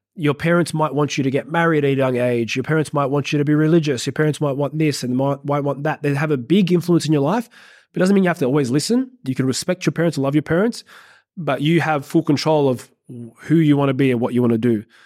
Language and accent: English; Australia; I'm an Aussie